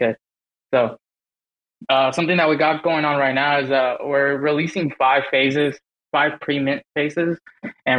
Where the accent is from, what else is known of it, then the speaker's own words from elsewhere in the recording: Dallas, Texas, United States; I'm from Dallas, Texas, and I'm the founder of Rival Bear Society